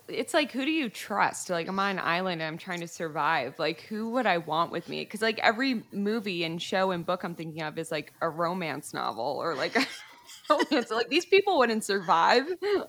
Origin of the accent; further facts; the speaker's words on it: New Jersey, United States; So I'm from New Jersey